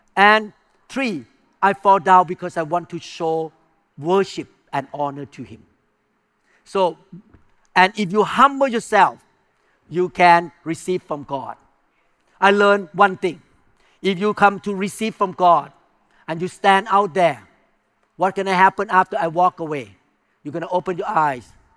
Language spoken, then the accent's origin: English; Thailand; English is a second language; moved away; I came from non-Christian background. I came from Buddhism. I came from Thai culture.